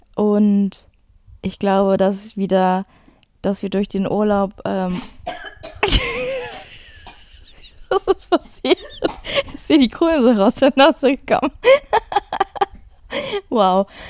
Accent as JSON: {"language": "German", "town": "Duisburg", "region": "North Rhine-Westphalia", "country": "Germany", "said": "ich bin aus Duisburg"}